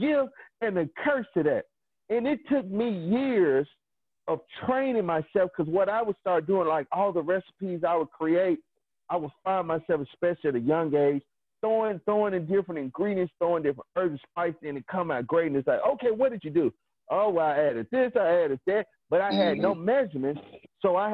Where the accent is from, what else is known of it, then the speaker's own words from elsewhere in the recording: Mississippi, United States; growing up in Mississippi, having a smokehouse